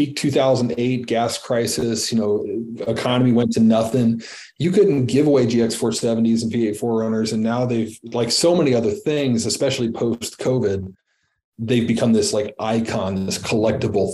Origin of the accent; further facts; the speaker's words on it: Midwest, United States; I'm still a Midwesterner at heart